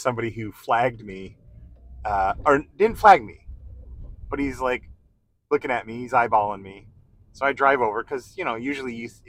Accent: Wanaque, New Jersey, United States; accent: East Coast; moved away; I'm from New Jersey too. Where are you?" I was in Wanacue, New Jersey, northern New Jersey.

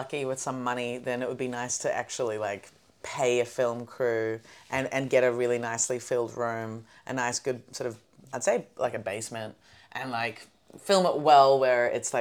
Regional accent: Melbourne, Victoria, Australia; born or raised there; moved away

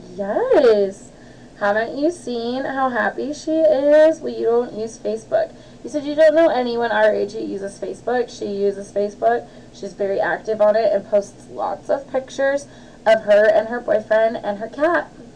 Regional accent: Olympia, Washington, United States; growing up in Olympia

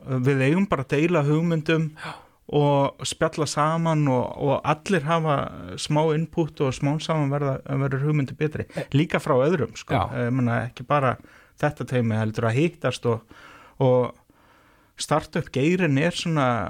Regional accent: Reykjavík, Capital Region, Iceland; Ég er fjölskyldufæður í Vesturbænum í Reykjavík

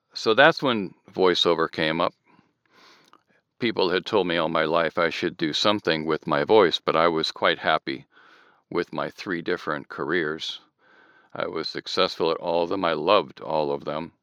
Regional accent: Southern California, United States; also born or lived in Michigan; I'm now in Southern California. I've been here since I was eight

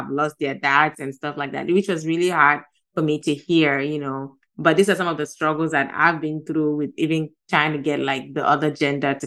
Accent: Gambia; moved away; also born or lived in Ghana; I'm from Ghana, but I grew up in Gambia. So Gambia has been like my home for the past more than 30 years.

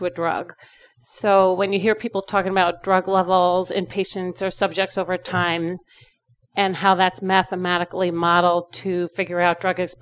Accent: New York, United States; also born or lived in Rochester; I was born and raised in New York

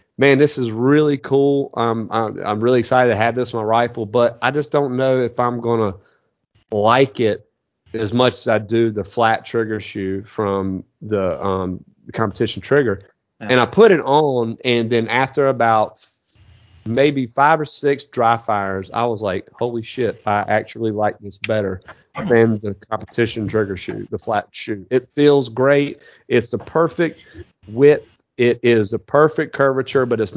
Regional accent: United States; Being an American

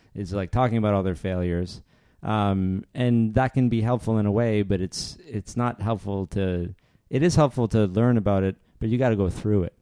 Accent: Northern Ontario, Canada; I grew up in Northern Ontario

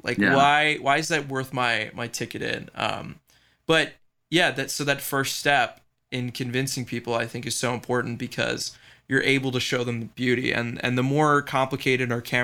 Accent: Baltimore, Maryland, United States; I grew up, you know, going to the aquarium here in Baltimore

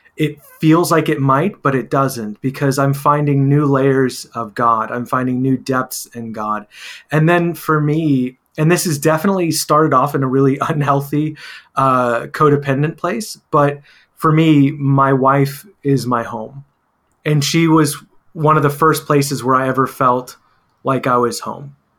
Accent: Texas, United States; Growing up in Texas, uh, in the Latino community

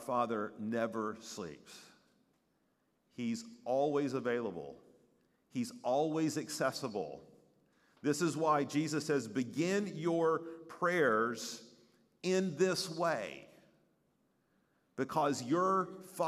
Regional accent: East Tennessee, United States; moved away as an adult; I was 6 hours away from growing up in East Tennessee

